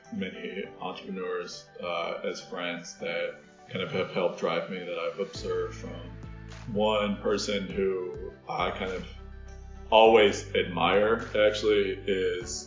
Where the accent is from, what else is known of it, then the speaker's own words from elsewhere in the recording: Minnesota, United States; Growing up in Minnesota